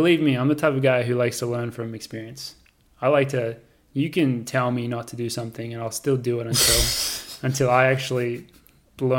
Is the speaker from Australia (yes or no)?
yes; Australia; now in United States; as an Australian